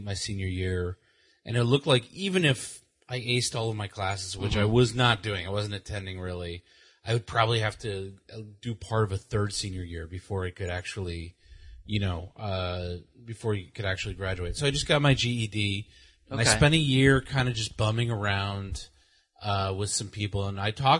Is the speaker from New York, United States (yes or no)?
yes; New York City, New York, United States; I grew up in Central Queens